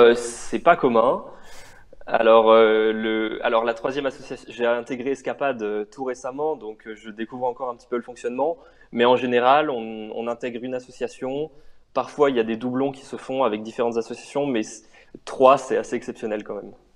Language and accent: French; Montpellier, Occitania, France; moved away as an adult; now in Grenoble, France; je suis originaire de Montpellier.